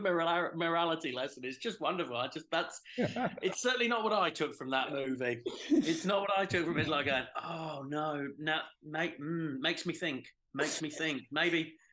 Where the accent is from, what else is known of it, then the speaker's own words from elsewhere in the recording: England, United Kingdom; as an Englishman